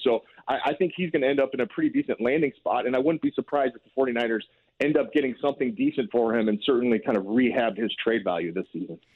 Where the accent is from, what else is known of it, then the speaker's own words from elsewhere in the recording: Urbana, Illinois, United States; I was born in Urbana